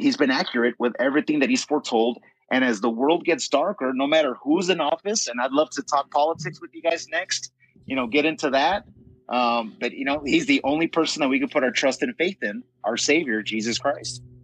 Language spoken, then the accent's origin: English; United States; as American people